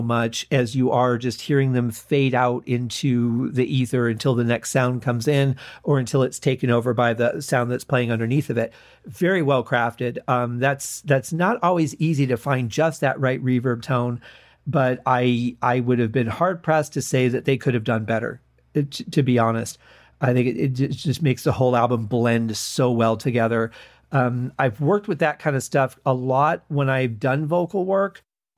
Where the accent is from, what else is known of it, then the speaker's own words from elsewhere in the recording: Detroit, Michigan, United States; a lot of Motown music growing up in Detroit.